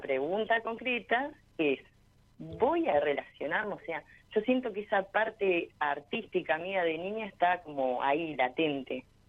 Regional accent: General Roca, Río Negro, Argentina; yo soy del Valle de General Roca, Río Negro.

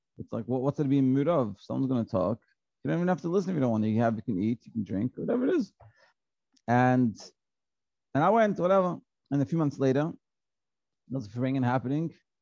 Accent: Australia; I was from Australia, so I went back to Australia.

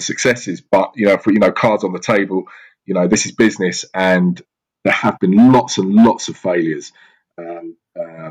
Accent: Surrey / Southwest London, South East England, United Kingdom; growing up in Surrey in Southwest London, I was surrounded by incredible property

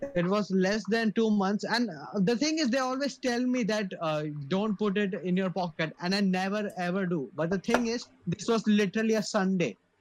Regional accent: India; I, as an Indian

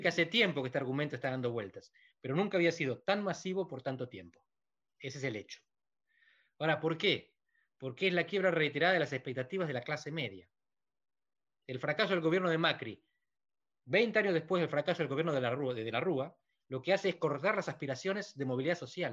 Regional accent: Argentina; estoy feliz siendo argentino

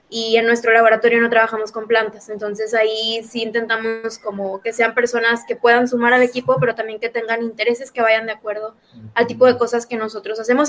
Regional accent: Monterrey, Nuevo León, Mexico; yo también soy de Monterrey, de, de México

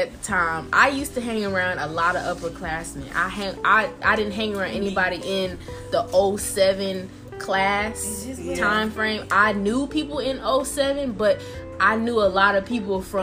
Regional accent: Augusta, Georgia, United States; I'm from Augusta

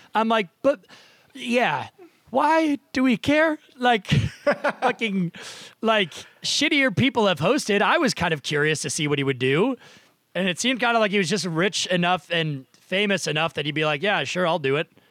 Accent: Nashua, New Hampshire, United States; moved away; I am also recording from my hometown, uh, childhood basement in Nashua, New Hampshire.

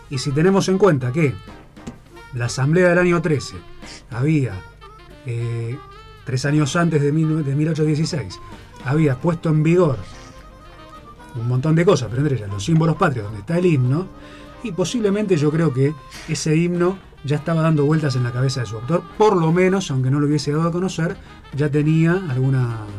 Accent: Buenos Aires, Argentina; realmente yo soy de Buenos Aires.

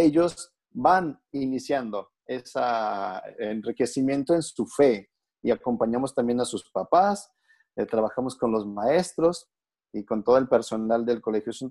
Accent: Guadalajara, Jalisco, Mexico; now in Rome, Italy; Soy originario de Guadalajara

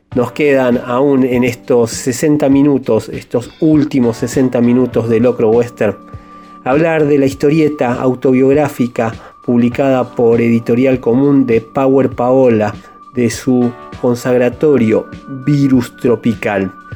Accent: Argentina

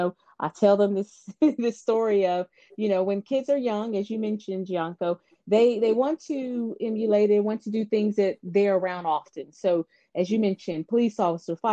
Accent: Atlanta, Georgia, United States; also born or lived in Houston, Texas; I'm actually born and raised in Atlanta.

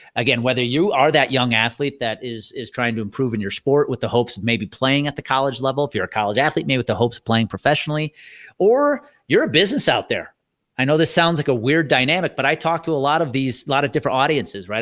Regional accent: thirty miles outside of Milwaukee, Wisconsin, United States; I grew up thirty miles outside of Milwaukee

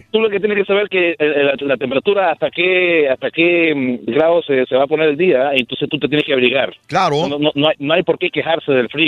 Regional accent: Nicaragua; Yo, soy nicaragüense, ¿ah? Sí. Y es, soy casado con una, una mujer de Pakistán.

